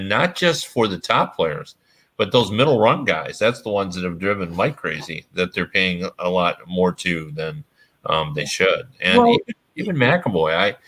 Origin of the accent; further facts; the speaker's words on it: Toronto, Ontario, Canada; I grew up watching in Toronto.